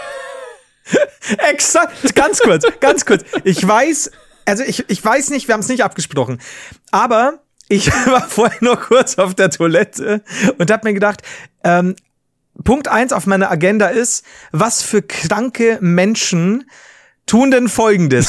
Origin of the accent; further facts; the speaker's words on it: Bavaria, Germany; als Bayern, als Deutsche